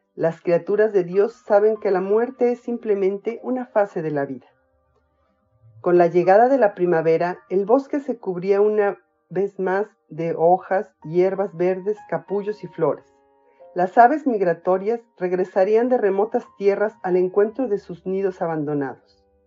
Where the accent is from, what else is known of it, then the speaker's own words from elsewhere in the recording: Mexico; soy mexicana, tengo 55 años y vivo en Toluca.